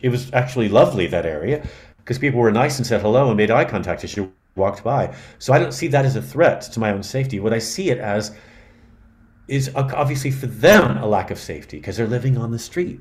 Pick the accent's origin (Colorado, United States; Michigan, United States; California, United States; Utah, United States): California, United States; San Francisco; because I'm from California, I grew up in San Francisco